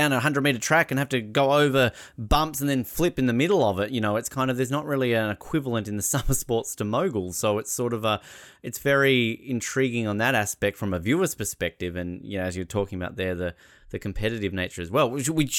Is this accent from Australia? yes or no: yes; Australia; for people like us growing up in Australia where we're not really surrounded by snow